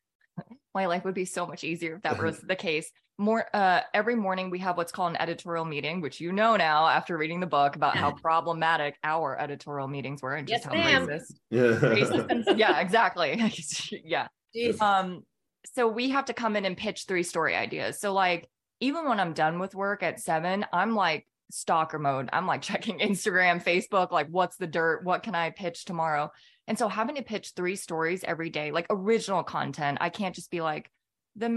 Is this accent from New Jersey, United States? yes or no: no; California, United States; moved away as an adult; also born or lived in Minneapolis, Minnesota; now in Atlanta, United States; I grew up in California